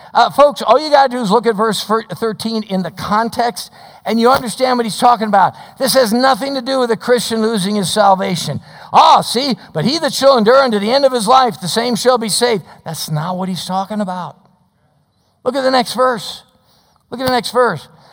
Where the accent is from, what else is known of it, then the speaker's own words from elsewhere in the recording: Chicago, Illinois, United States; moved away; I grew up in the Chicago area